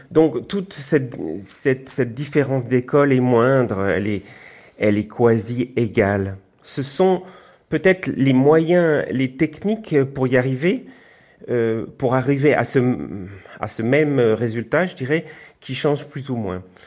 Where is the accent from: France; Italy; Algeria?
France; Alsace, Grand Est; je suis alsacien